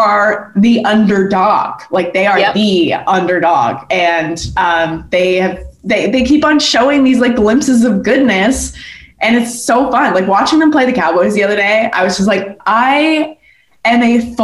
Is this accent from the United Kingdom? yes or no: no; Canada; I grew up in Canada